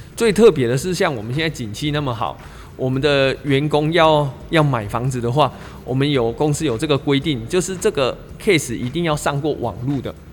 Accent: Taichung, Taiwan; 我小时候第一次学骑脚踏车的时候是在十一期从化区那

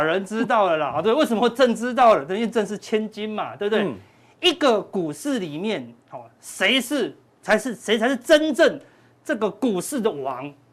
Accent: Taiwan; 我们台湾人

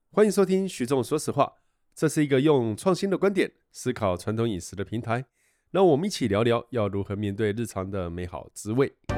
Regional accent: Kaohsiung, Taiwan; 我是高雄人

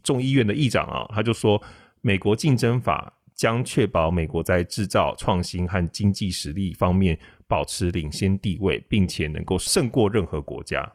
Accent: Taiwan; 我们台湾人

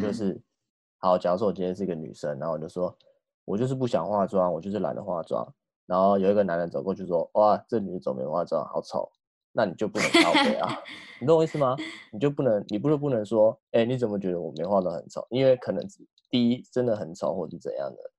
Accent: Tainan, Taiwan; 我们台南的

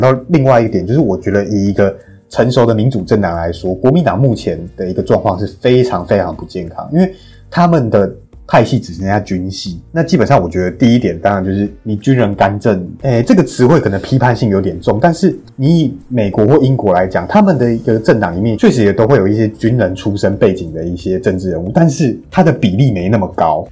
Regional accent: Taiwan

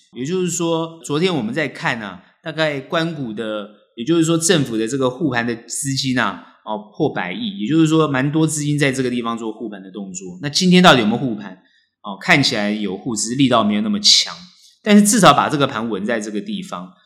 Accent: Taiwan; 我们台湾人

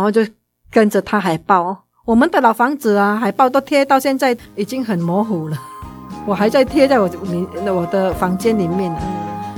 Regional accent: Indonesia; moved away as an adult; now in Taiwan; 因为在印尼你要当老师，你就有读专门当老师的，嗯，我们那边是有一个像师范大学嘛

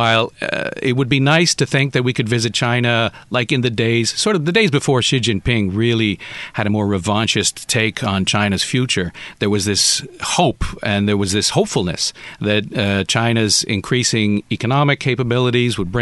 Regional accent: Canada; moved away; As a Canadian

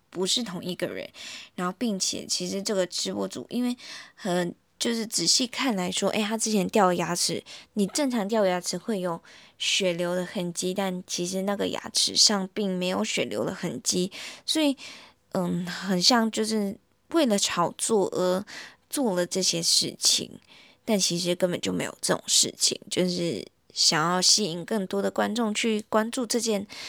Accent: Malaysia; now in Taiwan; 我自己啦，本身因为我马来西亚人嘛，然后我来到台湾

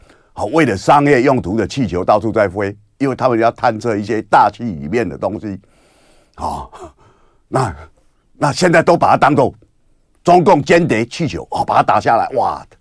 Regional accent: Kinmen, Fukien, Taiwan; 我们金门话叫做弄拱啊，好弄拱来起那个声音呐，啊，然后你就要去躲，躲在防空洞里面。让他打在附近，或打在怎么样哦？然后我们就在防空洞里面写作业，点蜡烛啊，写作业哦

